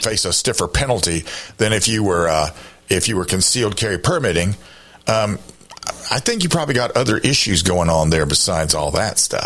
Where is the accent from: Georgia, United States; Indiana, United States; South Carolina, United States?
South Carolina, United States; I've lived in this state, except for the time I was in the military, I've lived in this state in my entire life.